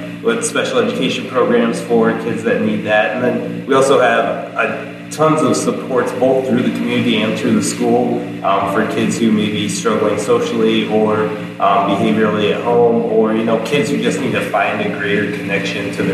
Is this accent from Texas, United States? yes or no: no; Solon, Iowa, United States; growing up in Solon, Mid-Prairie was always kind of one of our rivals back in the day